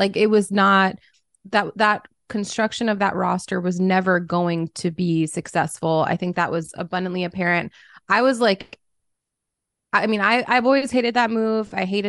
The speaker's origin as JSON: {"language": "English", "region": "New York", "country": "United States", "also_born_or_lived": "Minneapolis", "said": "I'm originally from New York, but okay. I lived in Minnesota for like a decade in Minneapolis."}